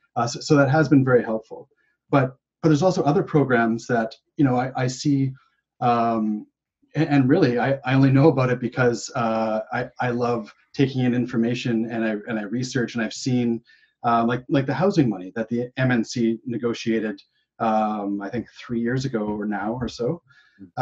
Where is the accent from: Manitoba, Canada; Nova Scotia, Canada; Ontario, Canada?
Manitoba, Canada; Winnipeg; now in British Columbia, Canada; I was born in in Winnipeg